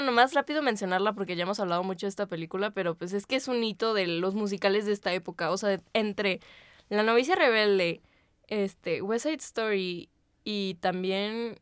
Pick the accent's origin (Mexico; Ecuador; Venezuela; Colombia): Mexico